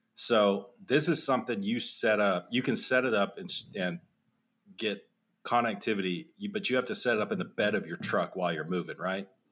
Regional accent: Texas, United States; also born or lived in Phoenix, Arizona; we moved from Phoenix to Texas

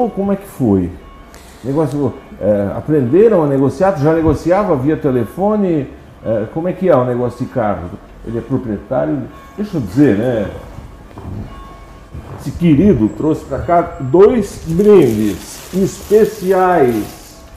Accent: Orleans, Santa Catarina, Brazil; born there; Eu nasci aqui em Orleans mesmo.

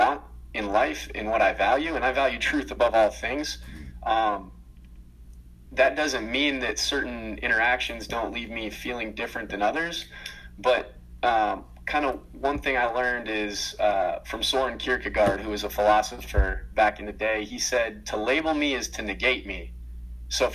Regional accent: Atlanta, Georgia, United States; also born or lived in Minnesota; I grew up in Atlanta, Georgia, played in Lawrenceville for a long time

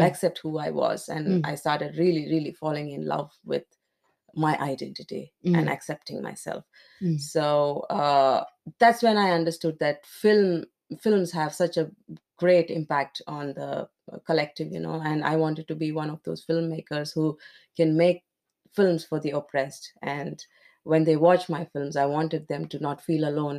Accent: India; in India, I come from India

